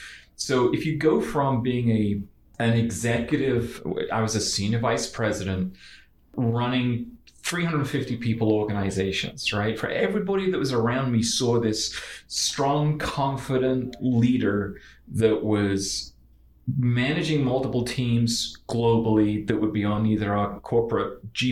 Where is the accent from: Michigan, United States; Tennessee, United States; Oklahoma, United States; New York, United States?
New York, United States; I knew when I was 5 growing up in New York